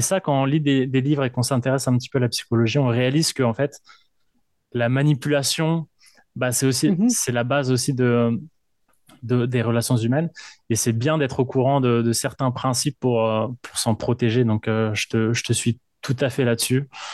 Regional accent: Paris, Île-de-France, France; now in Quebec, Canada; je viens de, de Paris, en France

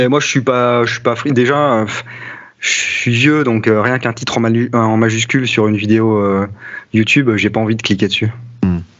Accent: France; je suis français

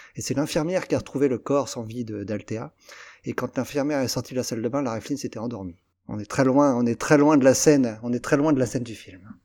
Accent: Versailles, Île-de-France, France; born or raised there

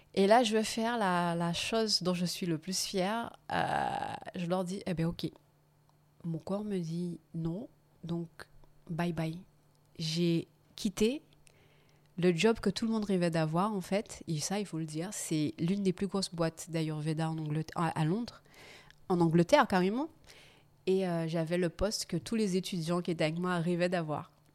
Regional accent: Guadeloupe; moved away; also born or lived in England; Je rentre chez moi en Guadeloupe

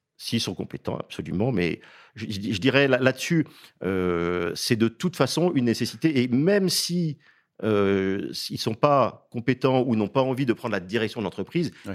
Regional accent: Saint-Brieuc, Brittany, France; je suis breton d'origine, j'y suis né

